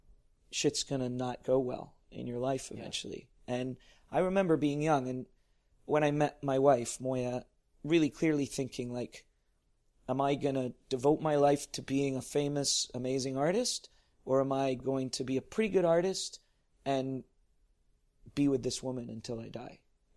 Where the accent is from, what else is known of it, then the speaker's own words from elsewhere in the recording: New York, United States; I am a New Yorker. There's a lot about me. Like, in Canada, they think of me as an American because I act like one.